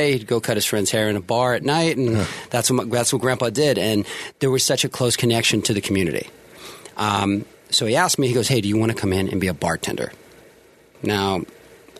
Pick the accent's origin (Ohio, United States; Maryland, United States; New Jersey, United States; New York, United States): Ohio, United States; Youngstown; moved away as an adult; now in Las Vegas, United States; where I'm from Youngstown